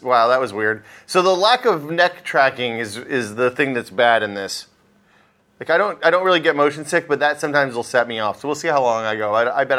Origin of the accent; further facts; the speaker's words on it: Northeast Tennessee, United States; When I was growing up in Northeast Tennessee